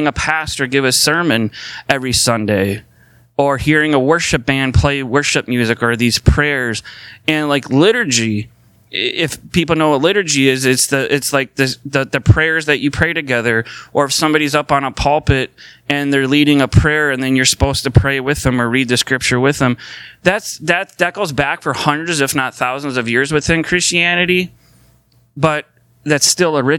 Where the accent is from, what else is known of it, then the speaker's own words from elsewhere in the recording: St. Paul, Minnesota, United States; I was born in St. Paul. So that makes me a Minnesotan, because I was born here in Minnesota and I live here.